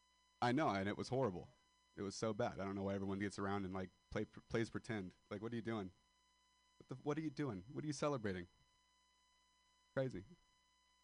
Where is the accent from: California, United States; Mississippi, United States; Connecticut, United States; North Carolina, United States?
California, United States; Modesto; moved away as an adult; I am a dropout from Modesto, California